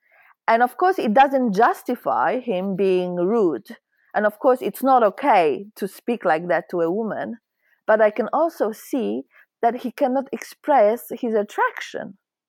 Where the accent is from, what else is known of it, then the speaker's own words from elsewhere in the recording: Poland; now in Sweden; I'm Polish, so I right now I live in Sweden, but I was born in Poland, and I'm quite shocked. I moved out from Poland in 2016